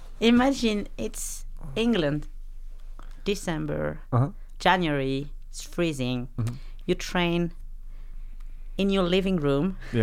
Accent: about 40 minutes from Nice, Provence-Alpes-Côte d'Azur, France; moved away; I'm French.

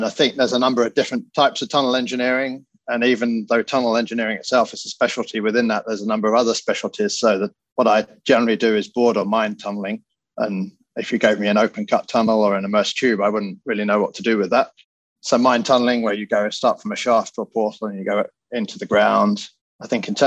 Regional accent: United Kingdom; moved away as an adult; now in New York, United States; As you can probably tell by my accent, I grew up in the UK, but I've been working in the US over 20 years now.

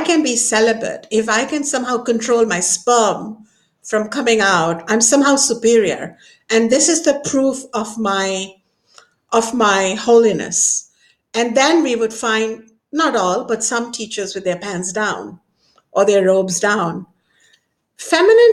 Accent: Ayodhya, Uttar Pradesh, India; my hometown where I come from, Ayodhya

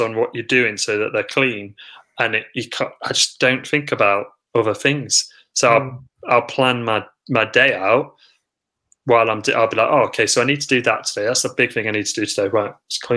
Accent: Lincoln, East Midlands, United Kingdom; also born or lived in Sheffield; only had a brief couple of years away when I went to university. I was at Sheffield. Mm-hmm. And then I came back to Lincoln

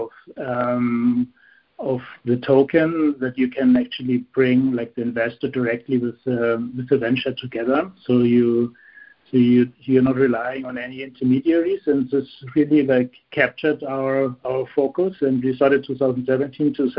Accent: Munich, Bavaria, Germany; moved away as an adult; now in Luxembourg; Originally, I'm from Munich. That's south of Germany. It's in Bavaria

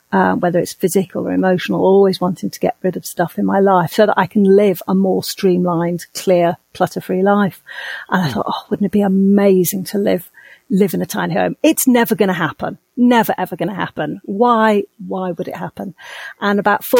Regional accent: United Kingdom; now in Dominican Republic; I'm a Brit. I'm originally from the UK

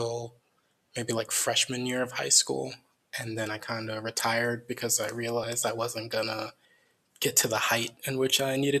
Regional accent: Crown Point, Indiana, United States; moved away; also born or lived in Merrillville, Indiana; I grew up in Northwest Indiana, maybe like an hour outside of Chicago

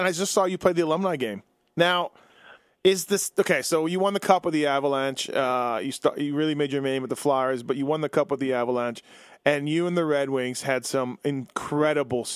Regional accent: Winnipeg, Manitoba, Canada; now in Las Vegas, United States; me being from Winnipeg

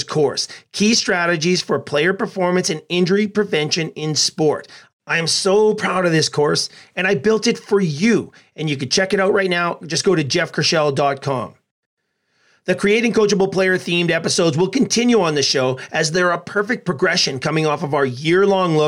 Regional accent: Edmonton, Alberta, Canada; my hometown of Edmonton

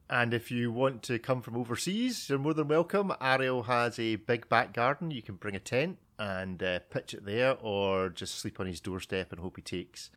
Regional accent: Scotland, United Kingdom; I'm Scottish

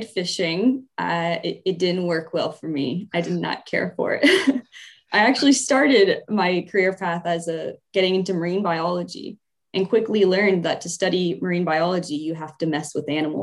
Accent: just north of Atlanta, Georgia, United States; I was born and raised in Georgia, just north of Atlanta.

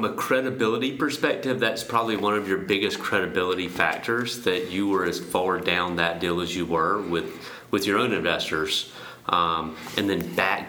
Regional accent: New Bern, North Carolina, United States; New Bern is famous for a couple of different things, but it's also famous for being my hometown

